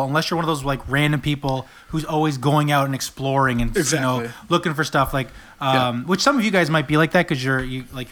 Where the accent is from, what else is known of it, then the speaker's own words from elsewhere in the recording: Sussex, New Brunswick, Canada; also born or lived in Fredericton, New Brunswick; I grew up in Sussex, which didn't have Christian radio